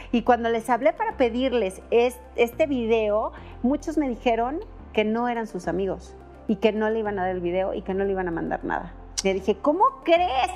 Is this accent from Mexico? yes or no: yes; Guadalajara, Jalisco, Mexico; yo también soy de Guadalajara